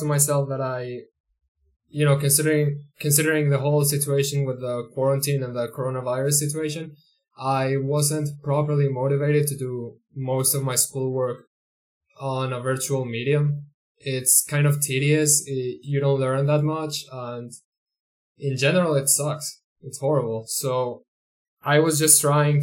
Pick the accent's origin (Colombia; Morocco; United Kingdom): Colombia; first language Spanish; English is a second language; we are from Colombia and we should totally be doing this in Spanish because it's our first language